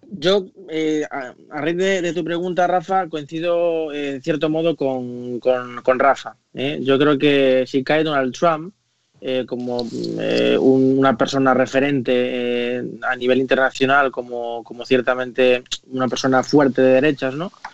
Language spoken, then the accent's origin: Spanish; Spain; como español y como europeo